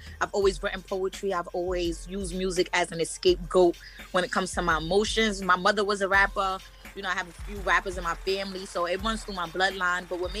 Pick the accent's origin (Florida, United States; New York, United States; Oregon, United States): New York, United States; Brooklyn; I'm from Brownsville, Brooklyn, New York.